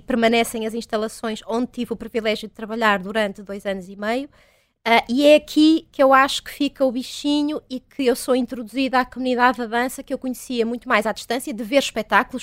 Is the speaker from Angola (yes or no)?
no; Vila Nova de Famalicão, Norte, Portugal; eu sou do Val do Ave, né? sou de Vila Nova de Famalicão